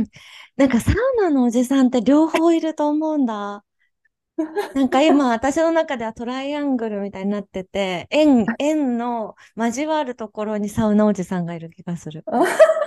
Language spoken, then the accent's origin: Japanese; Kansai, Japan; 私は、あの、なんか、関西出身